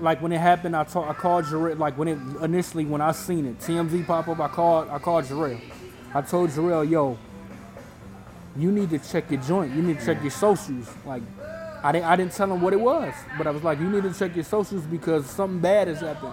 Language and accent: English; Illinois, United States; We grew up in Illinois